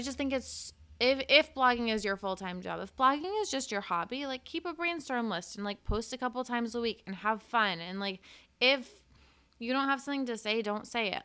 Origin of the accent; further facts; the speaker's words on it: Cape Cod, Massachusetts, United States; moved away; I grew up on Cape Cod